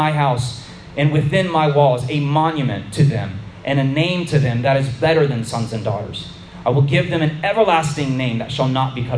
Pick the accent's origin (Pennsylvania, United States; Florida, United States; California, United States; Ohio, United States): Florida, United States; For a Florida boy like me, growing up in Florida